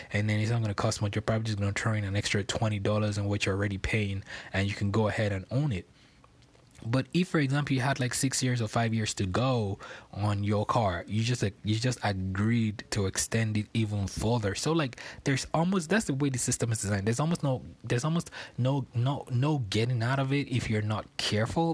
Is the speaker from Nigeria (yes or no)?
yes; Lagos, Nigeria; moved away as an adult; now in United States; I was born on Lagos Island in Nigeria, and I was raised in a place called Ebutemeta, which I lived for a long period of time.